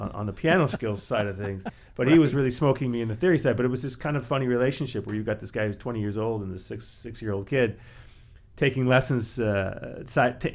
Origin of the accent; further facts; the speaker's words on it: Canada; also born or lived in New York, United States; now in Ann Arbor, United States; originally from Canada